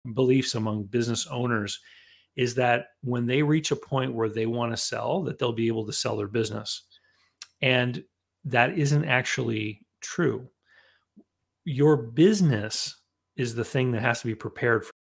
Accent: Canada; growing up in Canada, that involved shoveling a lot of snow

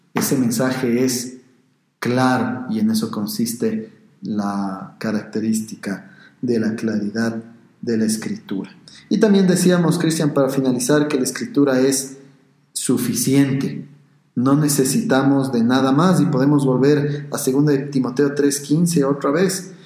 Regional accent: Quito, Pichincha, Ecuador; los que somos de Quito y también aficionados al fútbol

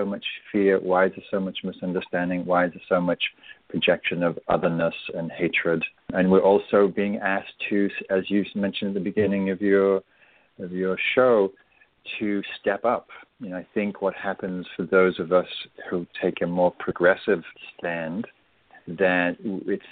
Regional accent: England, United Kingdom; now in United States; I'm English

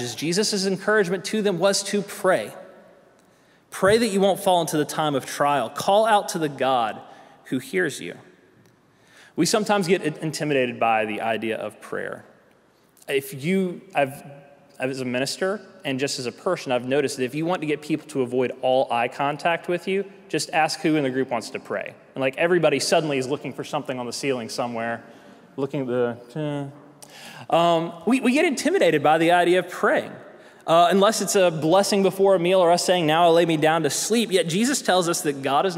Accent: South Carolina, United States; moved away; also born or lived in Tennessee; I'm from South Carolina

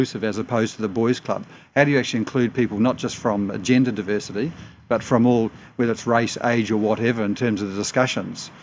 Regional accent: New Zealand; now in Australia; I'm a Kiwi

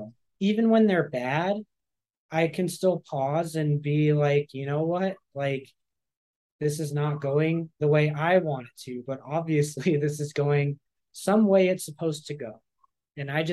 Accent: San Francisco, California, United States; moved away as an adult; also born or lived in Los Angeles; I grew up atheist in San Francisco.

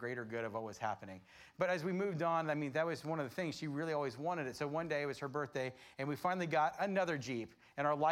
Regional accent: Florida, United States; I grew up in Florida

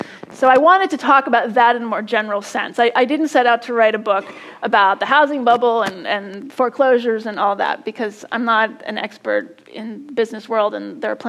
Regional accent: California, United States; born there; I was born in California.

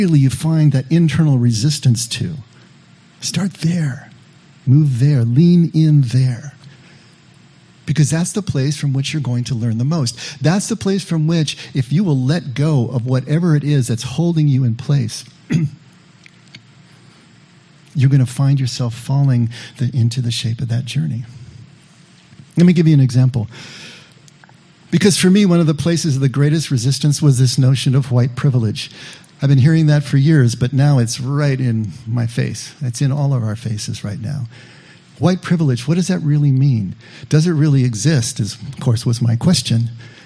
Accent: Monterey Park, California, United States; I grew up in Monterey Park, which is right in the shadow of East

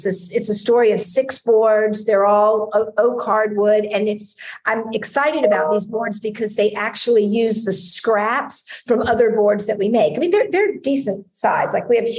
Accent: United States; moved away as an adult; also born or lived in Hungary; I'm American

